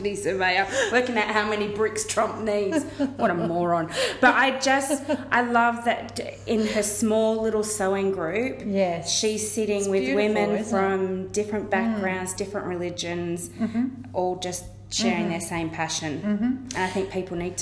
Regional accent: Kenthurst, New South Wales, Australia; moved away; I grew up in Kenthurst

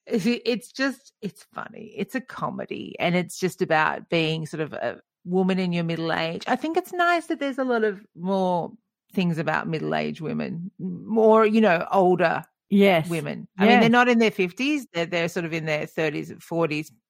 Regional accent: Wollongong, New South Wales, Australia; moved away; I grew up in Wollongong on the south coast of New South Wales

